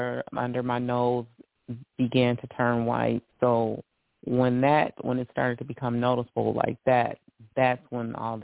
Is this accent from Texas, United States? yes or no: no; Detroit, Michigan, United States; I am born and raised in Detroit, Michigan.